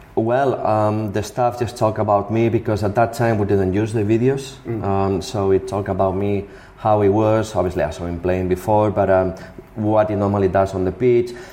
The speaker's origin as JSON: {"language": "English", "town": "Barcelona", "region": "Catalonia", "country": "Spain", "tie": "born or raised there", "also_born_or_lived": "Rubí", "said": "I lived in Rubí, which is um, uh, 20 minutes from, from Barcelona"}